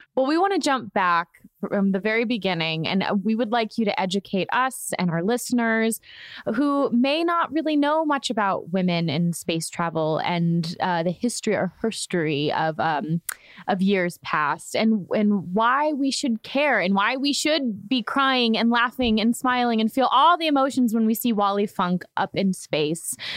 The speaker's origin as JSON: {"language": "English", "town": "Orlando", "region": "Florida", "country": "United States", "tie": "born or raised there", "said": "I grew up in Florida where I watched the space launches from our dock. I grew up on a lake in in Orlando"}